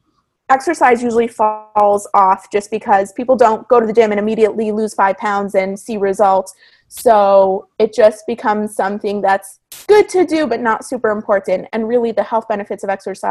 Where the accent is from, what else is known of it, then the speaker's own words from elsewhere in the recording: Toronto, Ontario, Canada; moved away as an adult; now in California, United States; I'm originally from Toronto. So when I moved from Toronto to California